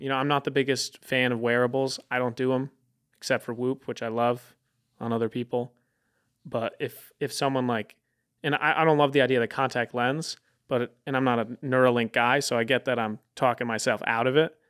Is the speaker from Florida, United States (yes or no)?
no; Connecticut, United States; moved away; I'm from Connecticut